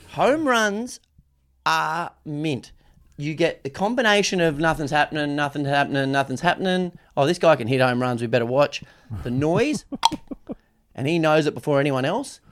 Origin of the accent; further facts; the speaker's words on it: Australia; as an Aussie